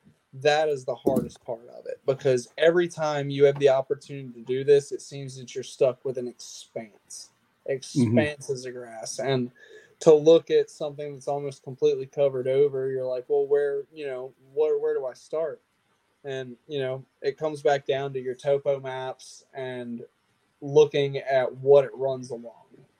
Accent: Lake Murray, South Carolina, United States; Lake Murray has a ton of grass in it, right in my hometown.

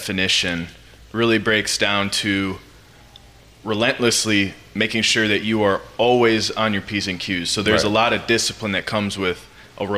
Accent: Green Bay, Wisconsin, United States; growing up in Green Bay, Wisconsin, being a being a country boy a little bit

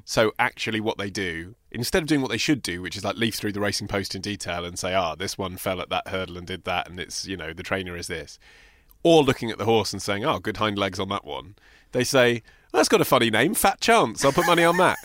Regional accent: Hertfordshire, East of England, United Kingdom; I'm from Hertfordshire

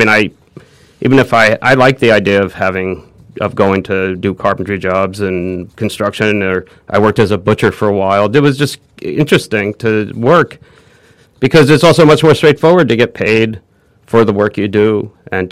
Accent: New Rochelle, New York, United States; also born or lived in Manhattan, New York; I was born in Manhattan. We moved to the Westchester. I moved to New Rochelle. I sat in the suburbs.

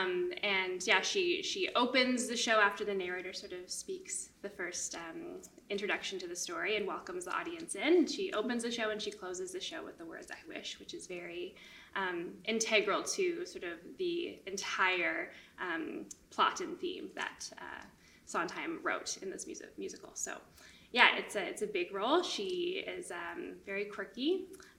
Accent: Winnipeg, Manitoba, Canada; I grew up in Winnipeg

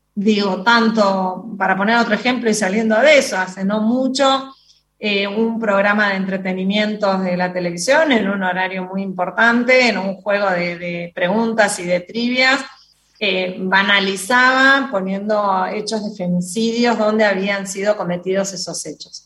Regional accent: Argentina; como argentina

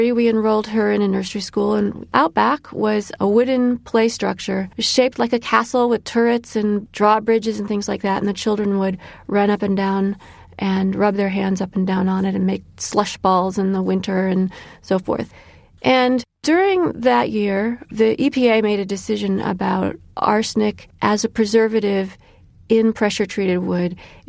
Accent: Illinois, United States; My son Elijah is named after a 19th century abolitionist from my home state of Illinois

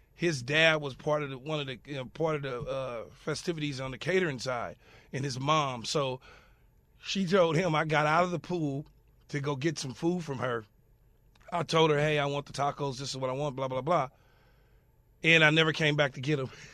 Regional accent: Los Angeles, California, United States; growing up in South Los Angeles

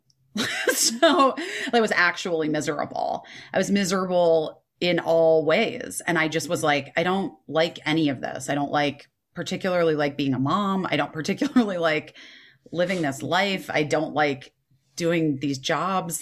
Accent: Scottsdale, Arizona, United States; because I grew up in Arizona and Scottsdale

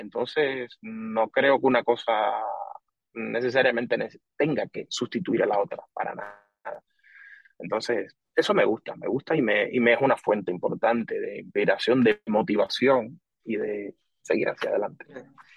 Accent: Pinar del Río, Cuba; born or raised there; now in Spain

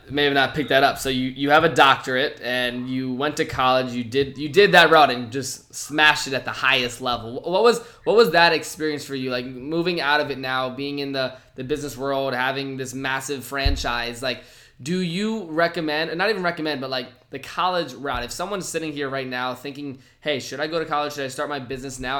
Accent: Virginia, United States; I grew up in Virginia

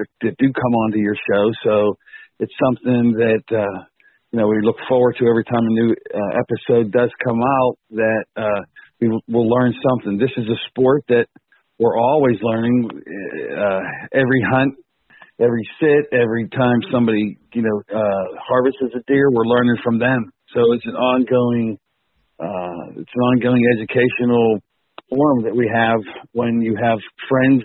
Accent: Pittsburgh, Pennsylvania, United States; I'm from Pittsburgh, Pennsylvania

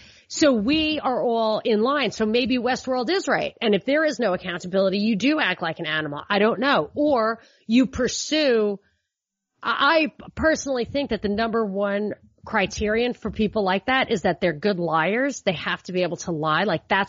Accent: New York, United States; I'm from New York, and I have a lot of cop relatives

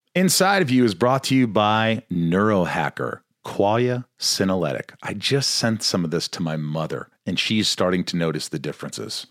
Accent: Indiana, United States; born or raised there

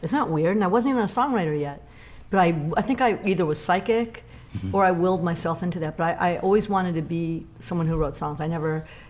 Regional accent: the Valley, California, United States; I'm from the Valley, so I didn't even know Hollywood.

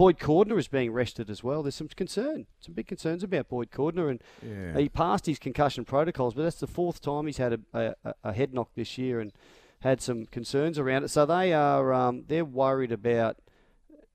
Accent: Brisbane, Queensland, Australia; I'm from Brizzy

